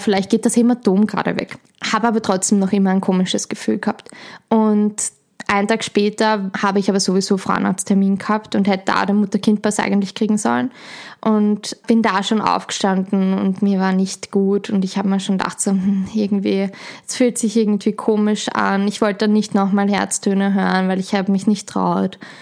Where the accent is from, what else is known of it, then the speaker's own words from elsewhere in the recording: Schwechat, Lower Austria, Austria; ich komme aus Schwächert, bin dort aufgewachsen, lebe dort